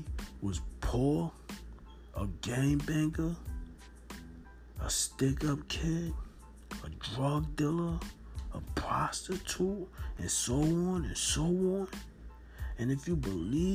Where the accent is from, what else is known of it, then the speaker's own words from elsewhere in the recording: Newark, New Jersey, United States; I'm from Norton, New Jersey